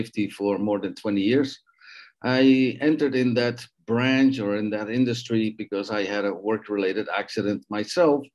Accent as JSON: {"language": "English", "country": "Netherlands", "tie": "born or raised there", "also_born_or_lived": "Canada", "moved": "yes", "lives_now": "Mexico", "said": "I'm a Dutch Canadian living in Mexico, meaning I was born in the Netherlands, and at a certain age, I left the Netherlands to go find fame and fortune in other places in the world"}